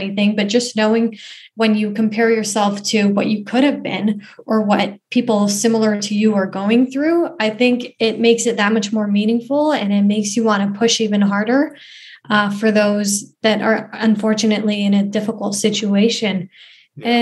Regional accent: Canada; also born or lived in Afghanistan; originally I'm from Afghanistan, but I came to Canada when I was 2 years old with my family. And, you know, growing up in Canada

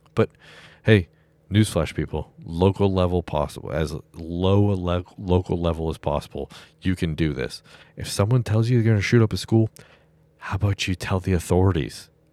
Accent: Massachusetts, United States; I'm from Massachusetts

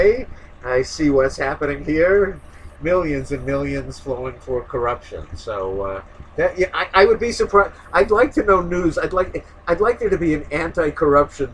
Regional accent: New York, United States; growing up in New York

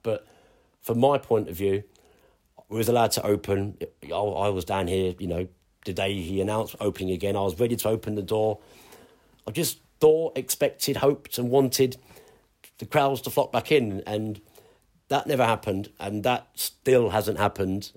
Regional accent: London, United Kingdom; moved away as an adult; now in Ipswich, United Kingdom; being a Londoner

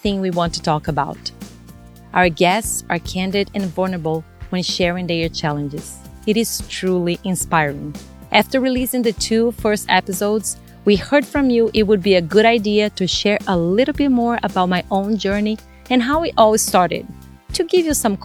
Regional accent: Brazil; English is a second language; moved away as an adult; now in United States; English, it's not my first language. I was born and raised in Brazil.

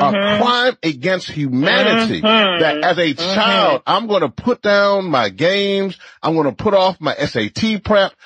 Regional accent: Louisiana, United States; I'm from Louisiana. I was born there

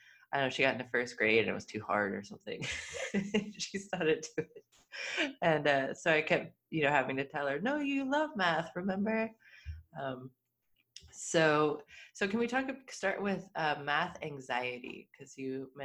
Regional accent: Midwest, United States; I grew up in the Midwest in the 80s and 90s

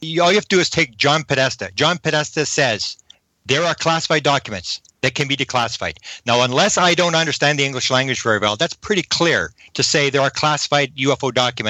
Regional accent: Canada; People ask me, because I'm a Canadian, they say, well, what's the Canadian government?

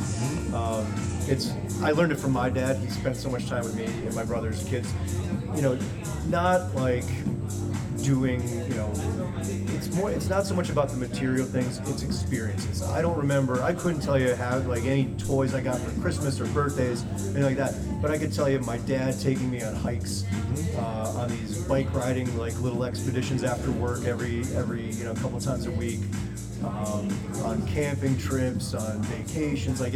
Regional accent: Scranton, Pennsylvania, United States; also born or lived in West Orange, New Jersey; now in Orange, United States; I grew up in Pennsylvania, in Scranton

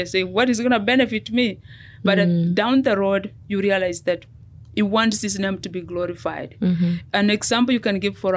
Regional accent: Kenya; moved away as an adult; now in United States; I am a Kenyan. I moved here 24 years ago, almost 25 years ago.

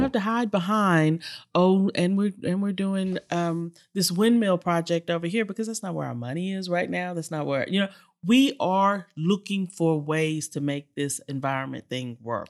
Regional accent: Houston, Texas, United States; this little girl, born and raised in Sunnyside, Texas

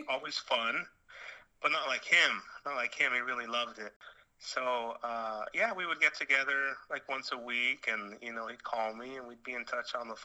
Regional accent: Los Angeles, California, United States; I was born in a hospital called East LA Doctors Hospital on Whittier Boulevard. So I don't think it gets more East LA than

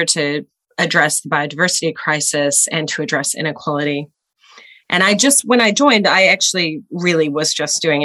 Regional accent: United States; moved away as an adult; also born or lived in Los Angeles County, California; now in New Zealand; I was born in the United States and mostly grew up there

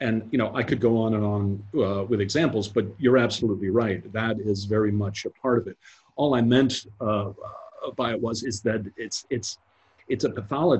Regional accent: United States; I'm an American

